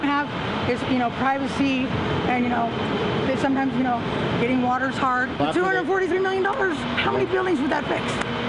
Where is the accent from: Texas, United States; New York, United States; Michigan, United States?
Texas, United States; Humble; Yeah, I was born in the city. My dad was in the Navy. I was raised up in Humble, but I chose to come back here to the city because I thought it would give myself a fresh start.